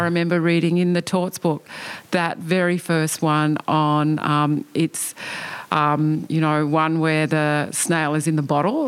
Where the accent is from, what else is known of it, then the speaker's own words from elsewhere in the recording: Cairns, Queensland, Australia; I grew up in the north of Australia. I was born in Cairns and I was a kid in the 1970s